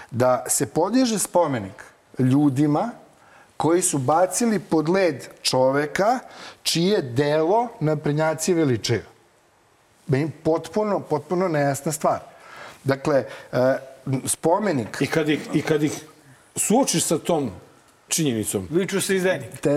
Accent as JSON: {"language": "Croatian", "town": "Zrenjanin", "region": "Vojvodina", "country": "Serbia", "said": "ja sam zrenjaninac"}